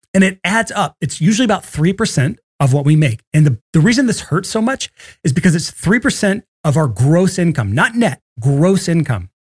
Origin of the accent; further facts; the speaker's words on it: Athens, Alabama, United States; moved away; I grew up in Athens, Alabama